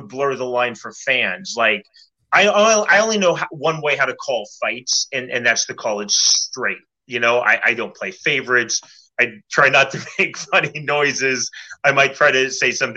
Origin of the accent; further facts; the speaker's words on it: Kansas City, Missouri, United States; I grew up in Kansas City